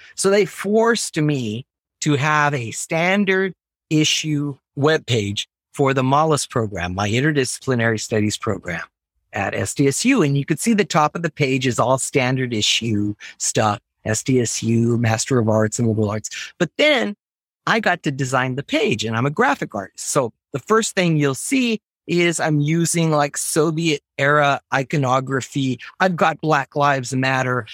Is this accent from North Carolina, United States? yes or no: no; Laredo, Texas, United States; born or raised there; moved away as an adult; also born or lived in Ithaca, New York